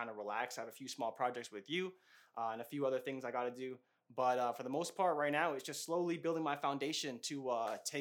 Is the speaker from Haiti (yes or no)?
no; Canada; also born or lived in Toronto area, Ontario; I'm from Canada